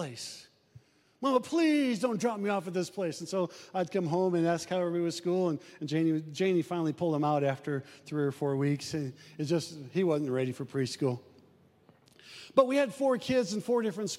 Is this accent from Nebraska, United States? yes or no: yes; Omaha, Nebraska, United States; we grew up in South Omaha